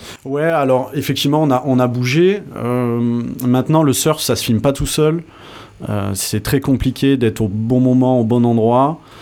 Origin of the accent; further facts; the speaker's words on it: Tarnos, Nouvelle-Aquitaine, France; also born or lived in Bayonne / Paris / Bordeaux; Je suis né à Bayonne et grandi dans les Landes à Tarnos